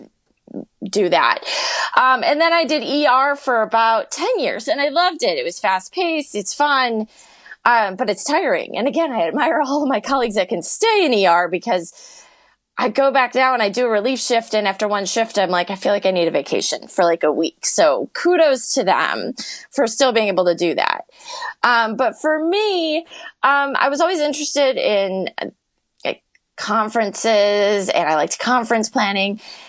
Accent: Chicago, Illinois, United States; also born or lived in Las Vegas / Arizona; I've been born and raised in Chicago, and I still work outside of Chicago

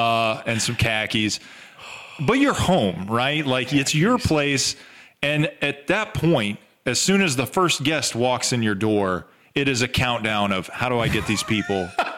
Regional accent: the South, United States; we're from the South.

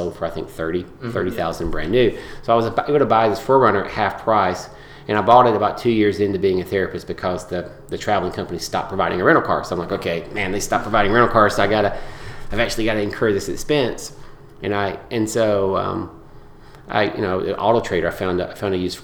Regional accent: Georgia, United States; I grew up in Georgia mostly. And kind of a rural part of Georgia

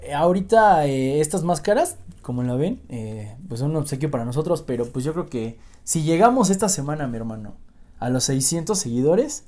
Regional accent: Mexico; also born or lived in Tulancingo, Hidalgo; como mexicanos

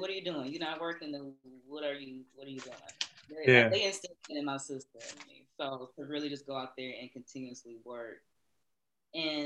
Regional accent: Redford, Michigan, United States; I grew up in Redford in that specific house for so many years

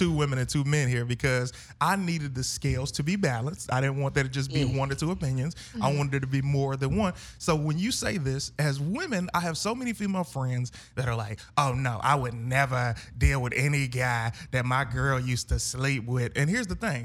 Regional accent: Detroit, Michigan, United States; I'm from Detroit

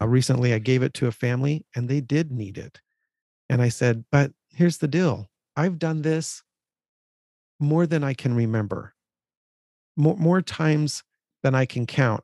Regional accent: California, United States; we grew up in California

